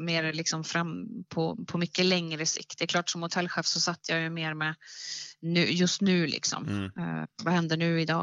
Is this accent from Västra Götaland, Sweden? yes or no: no; Värmland, Sweden; also born or lived in Gothenburg; now in Bohuslän, Sweden; Jag är uppvuxen i Värmland